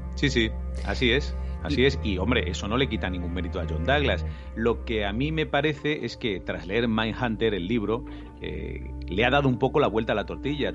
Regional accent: Spain; nosotros en España

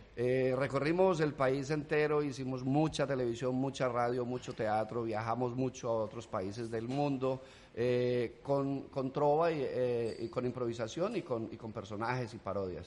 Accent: Colombia; accent: Colombian; moved away as an adult; now in United States; Me quedé hablando colombiano

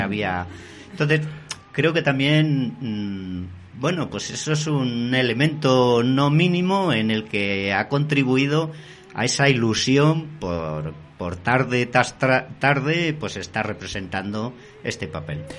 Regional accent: Castile, Spain; en mi tierra, en plena Castilla, la seca

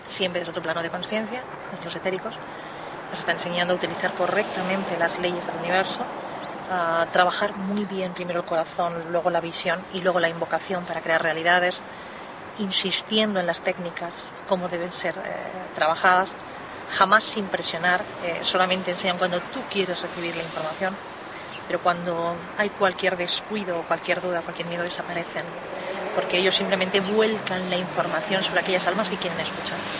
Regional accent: Spain

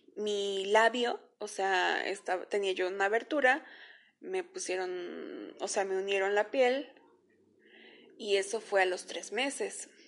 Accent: Veracruz, Mexico; yo nací en el estado de Veracruz, por ahí del año de 1994

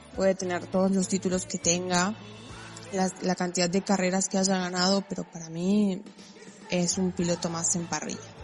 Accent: Argentina; tengo 23 años y soy de Argentina

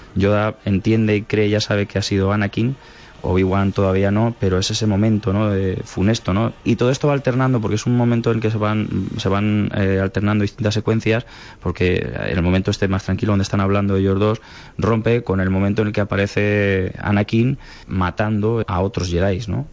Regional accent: Calzada de Calatrava, Castilla-La Mancha, Spain; la banda de mi pueblo, siendo adolescente

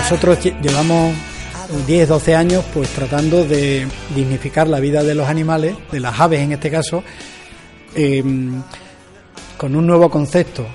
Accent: Almendralejo, Extremadura, Spain; somos embajadores de Almendralejo en el mundo

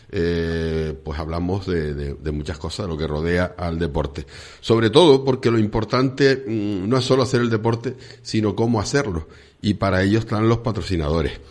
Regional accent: Zaragoza, Aragon, Spain; born there; de Zaragoza, nací en Zaragoza.

